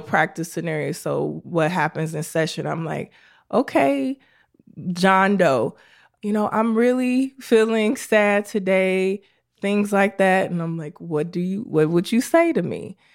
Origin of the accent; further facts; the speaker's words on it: Chicago, Illinois, United States; I was born and raised in Chicago on the south side of Chicago